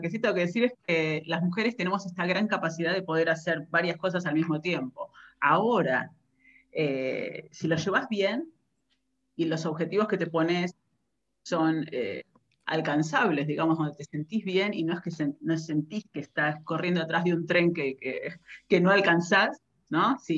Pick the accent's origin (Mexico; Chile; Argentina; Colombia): Argentina; Buenos Aires; now in Netherlands; yo ya estoy viviendo aquí en, Holanda hace casi 20 años, y mi recorrido empezó en Argentina, soy de Buenos Aires